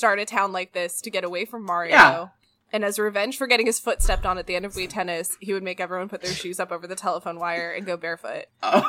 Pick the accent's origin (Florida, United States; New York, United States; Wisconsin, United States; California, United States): California, United States; Oakland; Oh, I'm from the Oakland side of California. I say it all the time.